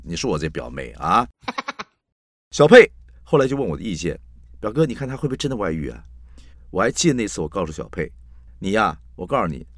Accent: Taiwan; 两光是我们台湾人说这个人傻傻的，办事不牢靠

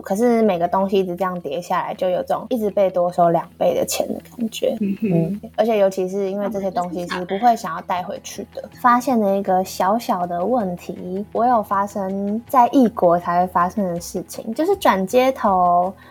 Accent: Taiwan; moved away as an adult; now in South Korea; 我就跟另外台湾学生的学伴

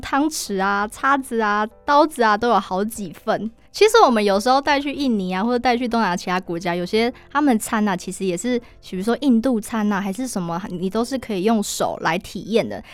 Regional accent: Taiwan; 我们台湾人的口味

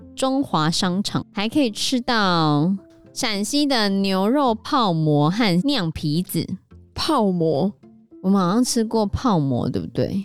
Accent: Taiwan; accent: Taiwanese accent; 他们说我们有台湾腔

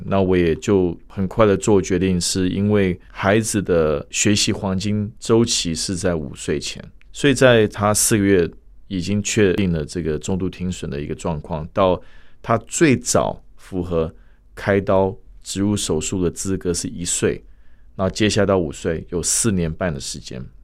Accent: United States; moved away as an adult; also born or lived in Shanghai, China; now in Taiwan; 我本身是在美国出生长大，所以我中文、英文都可以

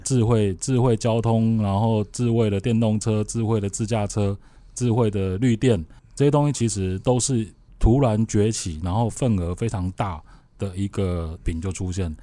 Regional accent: Northeast Coast, Taiwan; 因为我小时候是在东北角长大

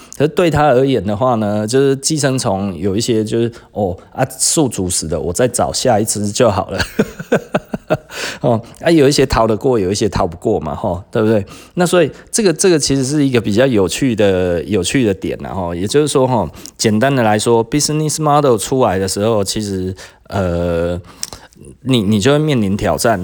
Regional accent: Taiwan; 我们台湾人特别喜欢做生意啦

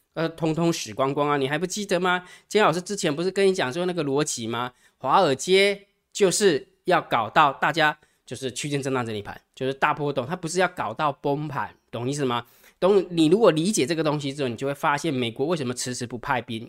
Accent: Taiwan; 我们台湾

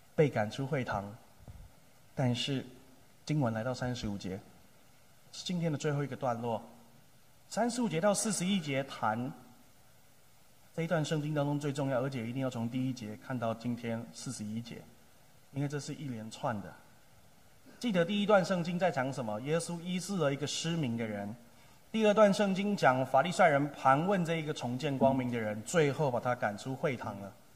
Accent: Tamsui, New Taipei, Taiwan; moved away as an adult; also born or lived in Tainan; 我出生在马街宣教的故乡，去年我们一起庆贺北部宣教一百五十周年， 我出生在淡水

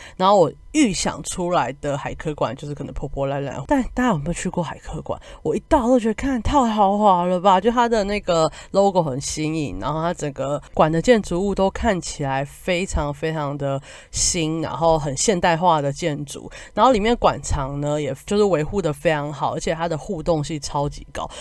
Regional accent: Kaohsiung, Taiwan; 我是高雄人嘛

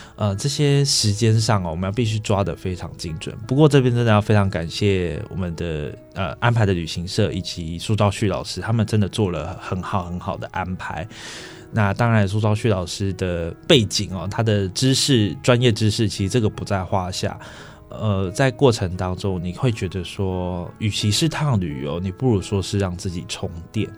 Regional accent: Pingxi, New Taipei, Taiwan; 小时候在平溪长大，哦，那当然平溪的家中旁边就是轨道嘛

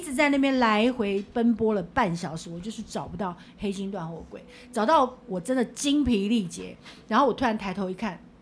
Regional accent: Taipei, Taiwan; 我们台北人

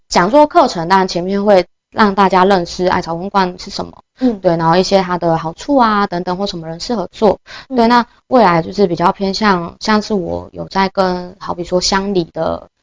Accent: Taitung County, Taiwan; moved away; 希望把它带回就是我的家乡台东这样

